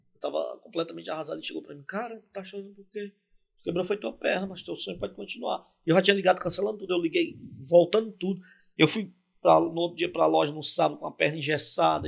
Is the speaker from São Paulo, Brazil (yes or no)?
yes; São Paulo, Brazil; sou paulista